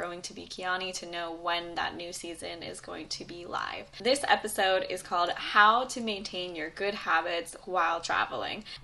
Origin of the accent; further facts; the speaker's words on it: San Diego, California, United States; I'm originally from San Diego, but right now I am slow traveling through South Africa and Europe.